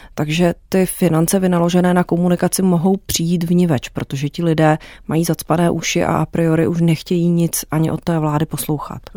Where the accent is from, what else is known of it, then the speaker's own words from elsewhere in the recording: Czechia; U nás v Česku